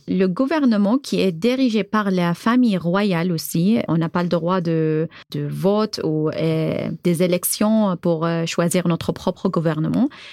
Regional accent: Bahrain; French is a second language; moved away as an adult; now in Tours, France; je viens de Bahreïn, j'ai 32 ans

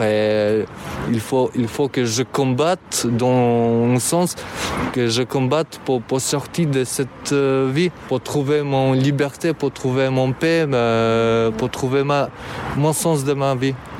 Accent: Albania; French is a second language; moved away as an adult; now in France; j'ai 27 ans, je viens d'Albanie. J'ai fini le, master en Albanie

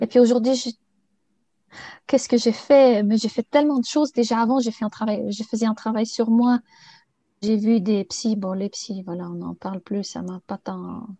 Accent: Bulgaria; moved away; also born or lived in Sofia; je suis née en Bulgarie. Et je suis partie faire des études à Sofia

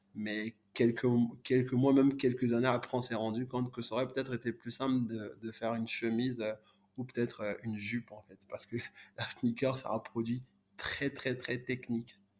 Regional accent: Côte d’Ivoire; moved away; also born or lived in Congo; moi du Congo, mais j'ai grandi euh, en Côte d'Ivoire

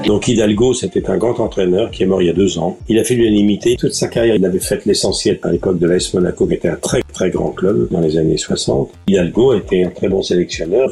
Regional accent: Normandy, France; quand j'étais gamin en Normandie

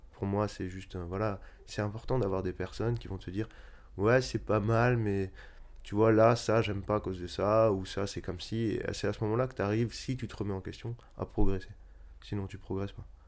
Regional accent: Strasbourg, Grand Est, France; moved away as an adult; also born or lived in Marseille / Netherlands / Paris; quand j'ai quitté Strasbourg pour faire mes études, je suis d'abord allé à Marseille

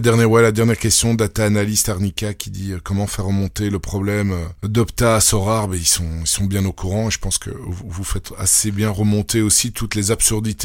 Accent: Belgium; accent: Belgian; mon accent belge

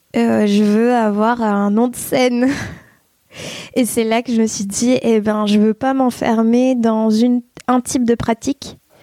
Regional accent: Provence-Alpes-Côte d'Azur, France; also born or lived in Bordeaux; j'ai déménagé dans la région avec mes parents et ma sœur quand j'avais 8 ans

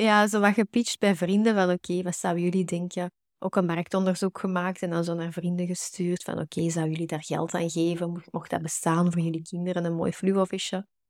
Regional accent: Antwerp, Flanders, Belgium; Ik kom uit Bergen, uh, eh, Antwerpen

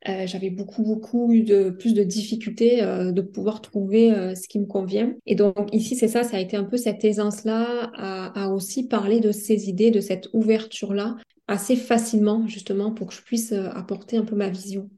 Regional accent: France; moved away as an adult; now in Montreal, Canada; chez moi en France

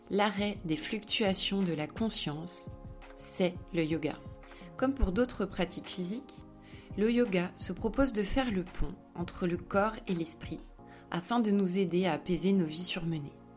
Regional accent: France; j'ai grandi euh, surtout en France, mais j'ai eu la chance d'être assez expatriée.

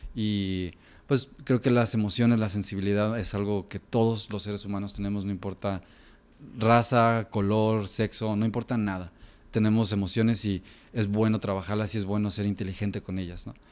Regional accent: Guadalajara, Jalisco, Mexico; Yo crecí aquí en Guadalajara toda mi vida.

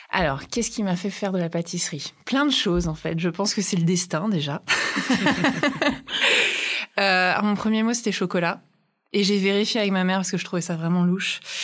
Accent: Brittany, France; also born or lived in New Zealand; now in Paris, France; une Bretonne à Paris, les expatriés bretons

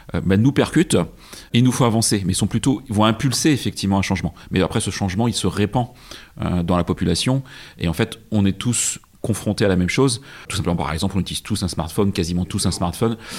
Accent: Brittany, France; je suis de Bretagne

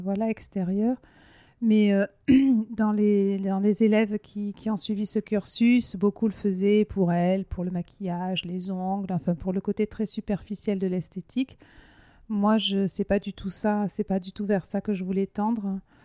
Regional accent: Hautes-Pyrénées, Occitania, France; moved away; je suis originaire là-bas, mais c'est pas là-bas que j'ai vécu le plus longtemps de ma vie, mais c'est un peu mon, enfin, mon enfance, je l'ai passée dans, cette région-là. En fait, je suis née dans les Hautes-Pyrénées

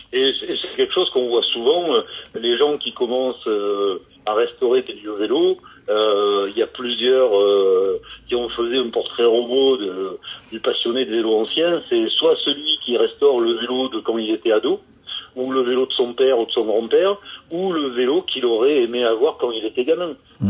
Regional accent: France; also born or lived in Carcassonne; moi je suis un petit Français qui fait mes vidéos dans mon garage à Carcassonne

